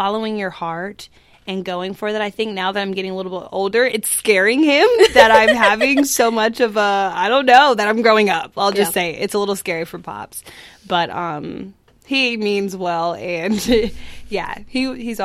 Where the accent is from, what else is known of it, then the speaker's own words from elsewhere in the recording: Tulsa, Oklahoma, United States; moved away; also born or lived in Chicago / New York; my hometown symphony